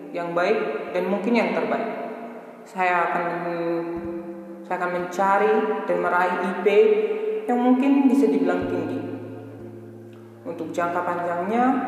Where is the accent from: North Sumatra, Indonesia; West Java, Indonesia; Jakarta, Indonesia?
North Sumatra, Indonesia; Sidikalang; saya berasal dari Sidikal